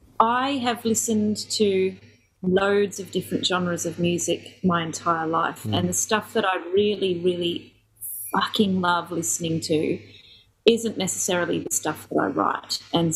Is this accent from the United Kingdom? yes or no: yes; Ellesmere Port, North West England, United Kingdom; born there; I was born in Ellesmere Port, which is a little town just outside of Chester.